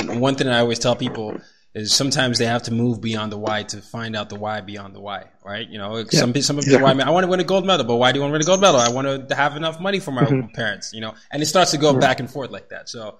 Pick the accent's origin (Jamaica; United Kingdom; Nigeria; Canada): Nigeria; I'm a Nigerian, and I grew up sort of moving around different places.